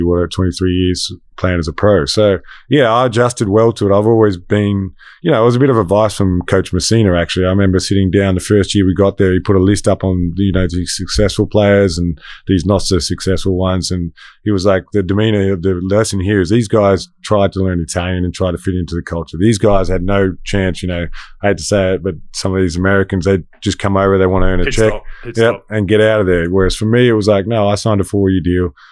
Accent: Frankston, Victoria, Australia; moved away as an adult; I'm Australian, but I have the European background. I got a lot of family in Denmark.

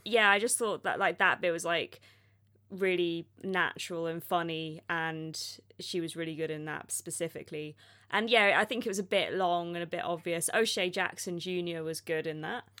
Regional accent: Oxford, South East England, United Kingdom; I'm from Oxford

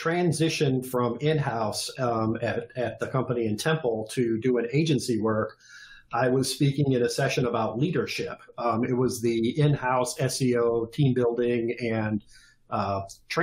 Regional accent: Detroit, Michigan, United States; also born or lived in Austin, Texas; I am a native Michigander, grew up in Metro Detroit

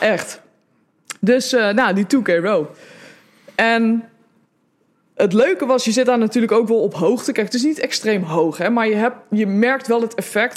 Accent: Netherlands; als Hollander

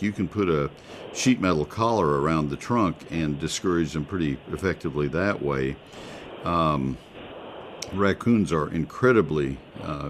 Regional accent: College Station, Texas, United States; also born or lived in McKinney, Texas; having grown up in College Station

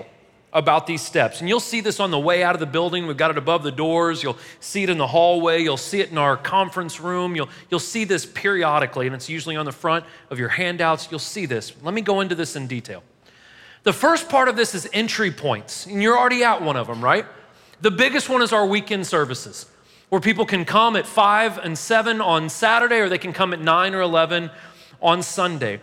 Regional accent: St. Louis, Missouri, United States; now in Murfreesboro, United States; I'm from St. Louis

